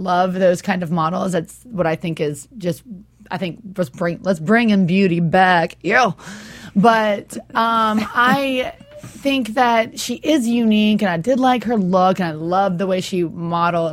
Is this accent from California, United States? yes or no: yes; Los Angeles, California, United States; I'm from Los Angeles here